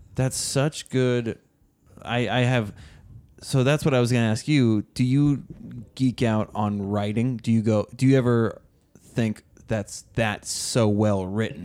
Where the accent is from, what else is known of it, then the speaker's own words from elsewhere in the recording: Oregon, United States; moved away; we grew up in Oregon